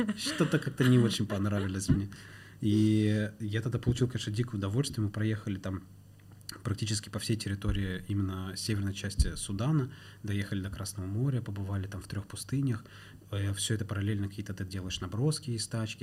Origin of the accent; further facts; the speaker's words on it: Ivanovo, Ivanovo Oblast, Russia; moved away as an adult; also born or lived in Turkmenistan; now in Moscow, Russia; я родился в Средней Азии, в Туркменистане, из Туркменистана мы переехали с семьей, получается, в Ивану